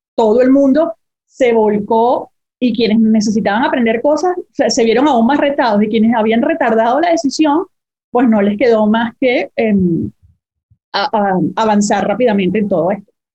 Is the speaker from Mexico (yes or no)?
no; Venezuela; Yo hice 10 años de vida corporativa en mi país, soy venezolana